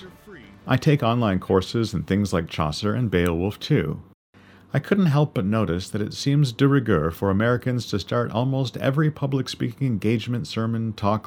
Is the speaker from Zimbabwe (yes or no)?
no; Canada; being a Canadian of British descent